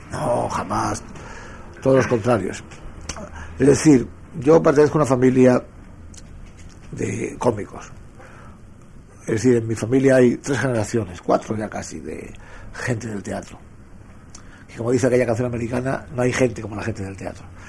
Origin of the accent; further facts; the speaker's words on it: Madrid, Community of Madrid, Spain; mi casa es Madrid, yo soy madrileño